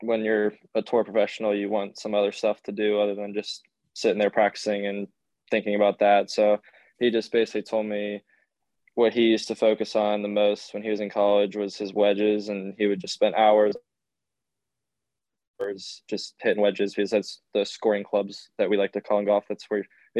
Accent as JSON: {"language": "English", "town": "Trinity", "region": "Florida", "country": "United States", "tie": "born or raised there", "said": "I'm from Trinity, Florida, which is near the Tampa area"}